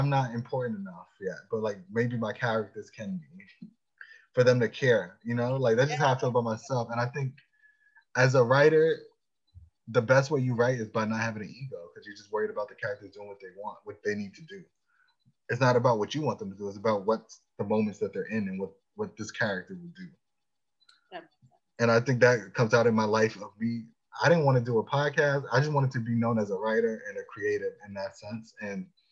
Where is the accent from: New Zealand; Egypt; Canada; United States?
United States; Long Island, New York; I grew up in Long Island